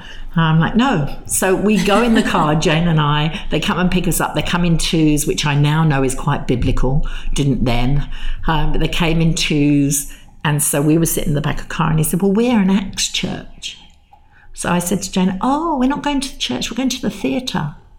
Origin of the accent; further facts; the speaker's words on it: England, United Kingdom; "Look, we're English. We talk about the weather.